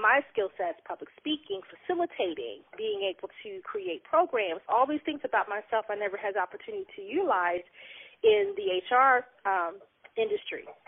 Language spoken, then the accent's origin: English; Oklahoma City, Oklahoma, United States; now in Cincinnati, United States; I am originally from Oklahoma City